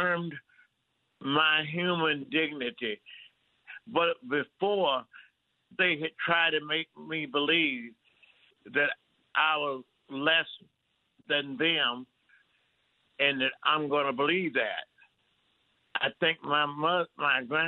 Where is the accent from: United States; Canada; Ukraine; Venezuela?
United States; Mississippi; as a black person growing up in Mississippi